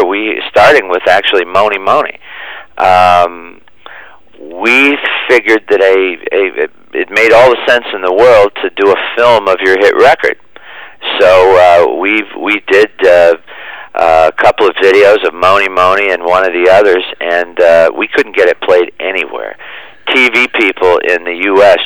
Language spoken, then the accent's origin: English; Niles, Michigan, United States; my hometown of Niles, Michigan